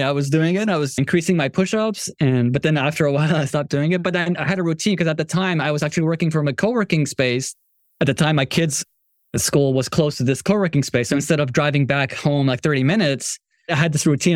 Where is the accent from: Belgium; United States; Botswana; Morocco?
Morocco; moved away; I'm from Morocco